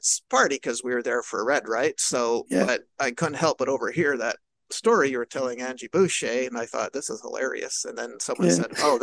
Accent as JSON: {"language": "English", "town": "Montreal", "region": "Quebec", "country": "Canada", "tie": "born or raised there", "said": "my hometown of Montreal, Quebec"}